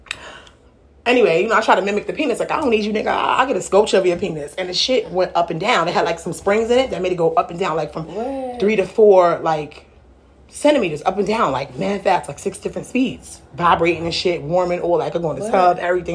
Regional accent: New York City, New York, United States; I'm really from Brooklyn

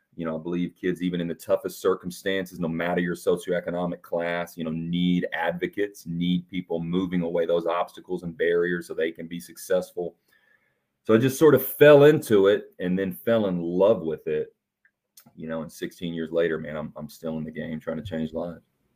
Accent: Evansville, Indiana, United States; I'm from Evansville, Indiana, and grew up, you know, born in seventy-nine, man, grew up in the V H S era

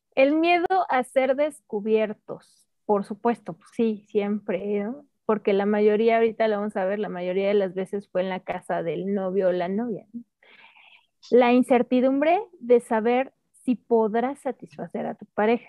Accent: Mexico

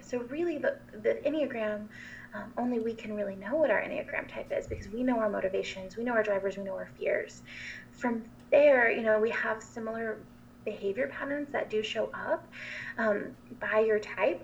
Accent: Asheville, North Carolina, United States; I'm from Asheville, North Carolina

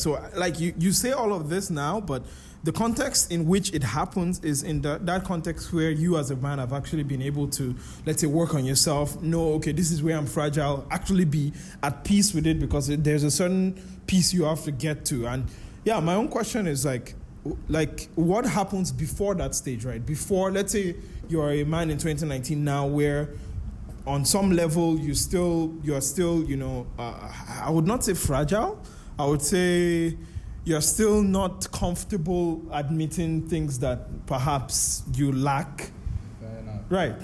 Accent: Nigeria; now in Malaysia; we are Nigerian

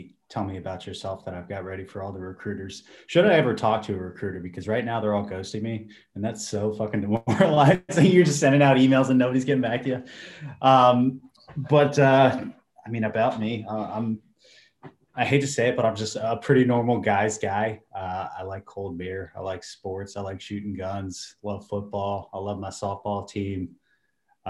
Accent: Mechanicsville, Virginia, United States; I'm from Mechanicsville, so I went to Atlee High School

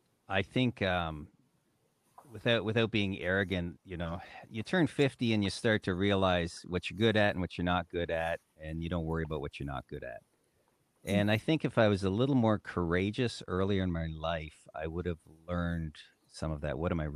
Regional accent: Great Lakes, United States; I grew up in the Great Lakes. I enjoyed everything about being on the water.

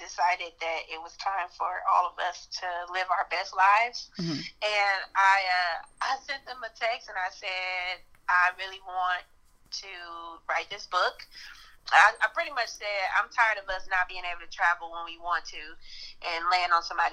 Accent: Detroit, Michigan, United States; now in Phoenix, United States; I'm originally from Detroit, Michigan. I'm living in Phoenix, Arizona now

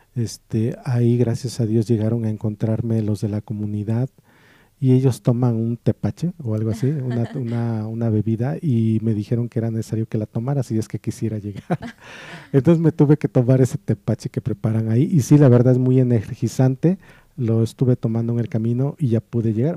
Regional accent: Morelos, Mexico; moved away; yo entonces vivía en el estado de Morelos. Y ahí en mi pueblo

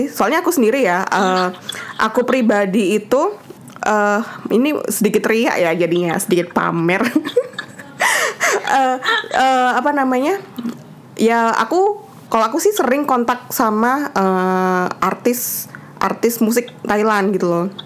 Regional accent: Indonesia; aku bilang juga aku dari Indonesia ya so easy like that gitu

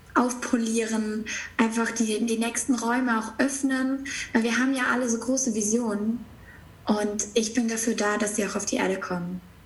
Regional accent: near Stuttgart, Baden-Württemberg, Germany; ich bin aufgewachsen in der Nähe von Stuttgart

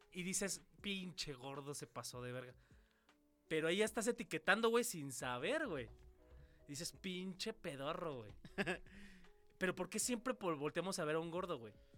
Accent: Mexico; Porque somos mexicanos

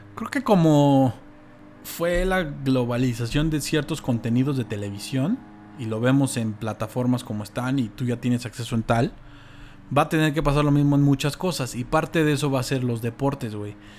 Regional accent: Mexico; como mexicanos

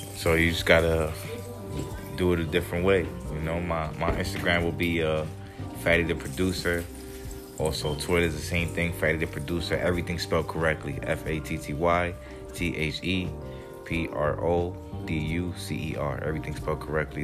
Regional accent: Jersey City, New Jersey, United States; also born or lived in New York City, United States; now in Miami, United States; Jersey City. That's where I'm from

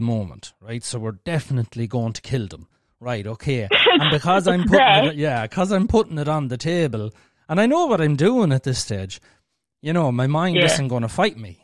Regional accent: Ireland; we're Irish and we're speaking the fucking language

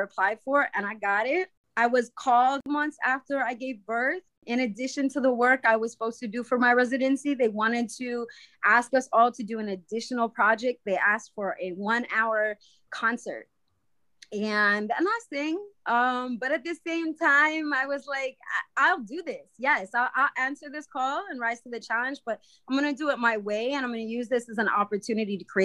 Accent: Waukesha, Wisconsin, United States; as somebody who identifies as an Indigenous woman growing up in Waukesha, Wisconsin

